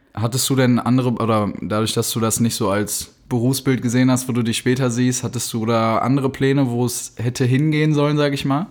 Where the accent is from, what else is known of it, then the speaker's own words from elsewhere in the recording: Dortmund, North Rhine-Westphalia, Germany; wir beide so aus Dortmund kommen